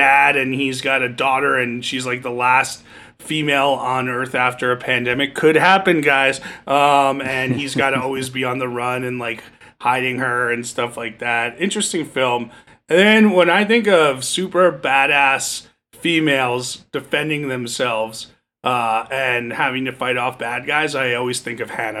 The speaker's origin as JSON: {"language": "English", "region": "New Jersey", "country": "United States", "said": "But I'm from Jersey, so we could just be like, Bro Shannon, come here."}